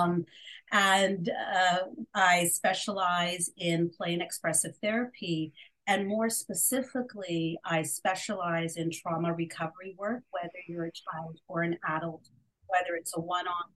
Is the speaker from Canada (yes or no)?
yes; Canada; also born or lived in India; I was born in India and not a choice of my own and neither my mom's choice either. We came to Canada when I turned 3 years old.